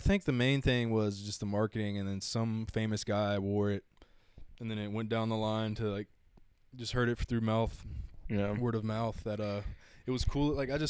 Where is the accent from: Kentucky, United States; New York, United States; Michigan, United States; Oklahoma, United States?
Kentucky, United States; Lexington; I'm from, I grew up here too. I'm from West Side.